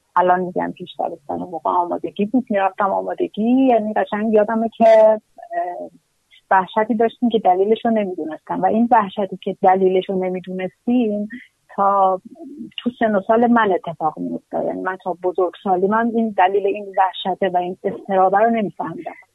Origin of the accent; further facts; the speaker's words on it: Kermanshah, Kermanshah Province, Iran; also born or lived in Qom / Tehran; ما دو بار از کرمانشاه آمدیم بیرون